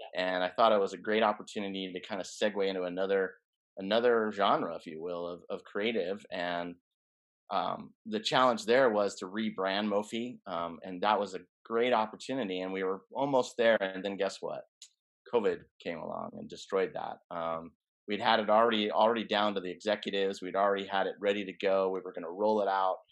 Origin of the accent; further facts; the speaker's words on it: Colorado, United States; moved away as an adult; now in California, United States; I grew up in Colorado, so that's kind of where my base was